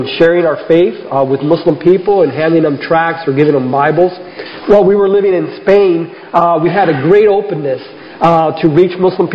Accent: South Florida, United States; Rose and I grew up here in South Florida

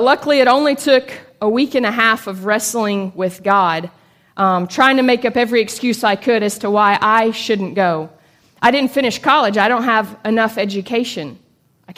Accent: Chattanooga, Tennessee, United States; also born or lived in Liberia; I was born and raised here in Chattanooga

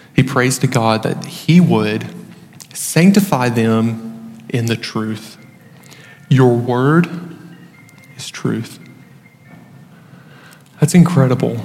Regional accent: United States; a local church near my hometown, near Lawrenceburg

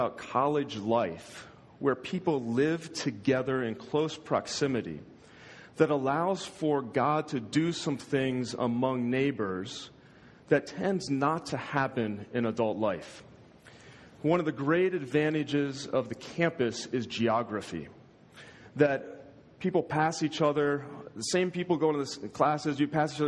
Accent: United States; I'm American

